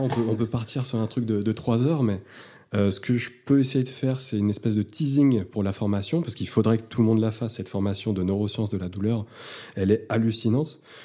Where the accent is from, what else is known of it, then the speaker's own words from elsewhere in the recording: Lyon, Auvergne-Rhône-Alpes, France; je viens de Lyon, euh, j'ai un cabinet garde-veste depuis 6 ans